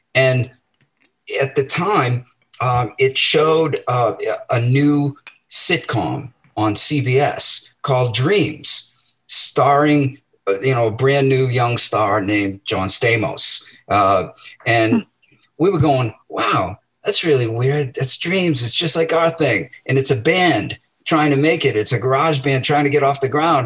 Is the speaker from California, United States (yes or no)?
no; Medford, Massachusetts, United States; I was born in Medford, and um, you know, I I grew up there